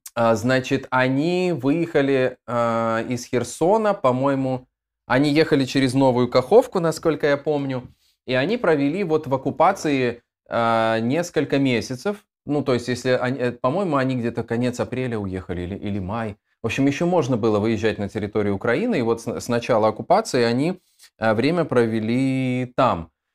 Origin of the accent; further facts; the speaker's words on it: Dnestrovsk, Transnistria, Moldova; moved away as an adult; also born or lived in Tiraspol, Moldova / Odesa, Ukraine; я родился, в, если быть точным, в городе Днестровск в Молдове